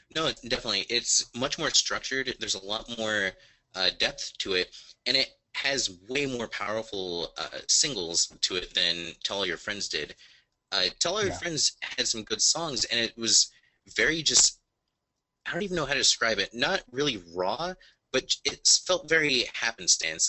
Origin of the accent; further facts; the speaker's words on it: Indiana, United States; I'm in from Indiana